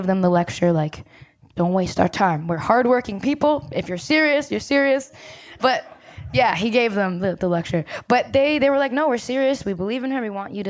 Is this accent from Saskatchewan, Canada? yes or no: no; Brampton, Ontario, Canada; I'm from Brampton, Ontario, Canada